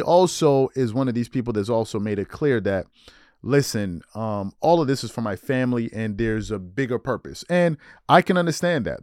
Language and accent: English; New York, United States; moved away; also born or lived in Maryland; I'm from the East Coast. I'm born in Maryland, grew up in New York.